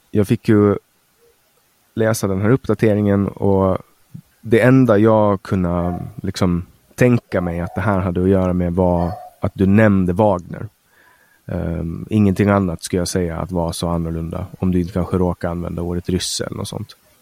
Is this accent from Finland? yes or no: yes; Finland; now in Sweden; vi är finnar som pratar svenska